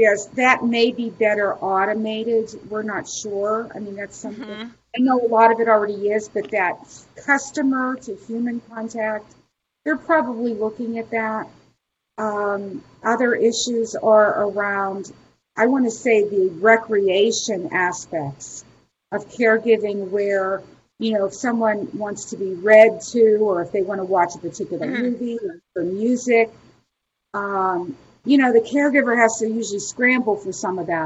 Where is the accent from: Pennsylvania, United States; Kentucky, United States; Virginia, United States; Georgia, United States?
Pennsylvania, United States; Pittsburgh; I'm from Pittsburgh, Pennsylvania